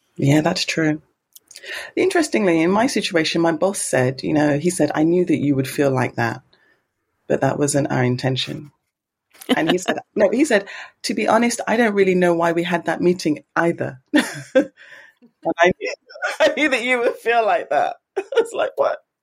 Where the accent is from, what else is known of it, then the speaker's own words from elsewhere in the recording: England, United Kingdom; now in Japan; as an English person